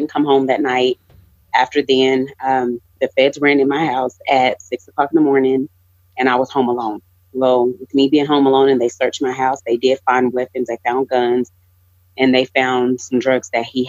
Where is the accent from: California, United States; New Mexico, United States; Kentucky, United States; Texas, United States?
Texas, United States; Lubbock; I'm born and raised in Lubbock, Texas